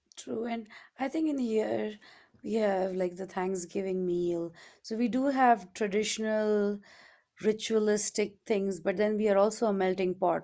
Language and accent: English; India; moved away; when I was growing up in India we had all these different festivals throughout the year